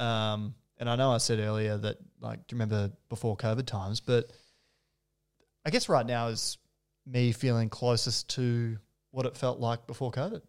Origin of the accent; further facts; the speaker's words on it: New South Wales, Australia; now in Melbourne, Australia; I was born in New South Wales